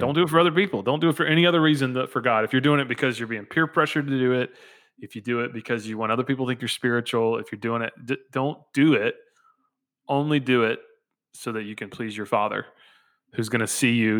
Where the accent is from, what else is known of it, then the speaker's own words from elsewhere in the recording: the South, United States; Growing up in the South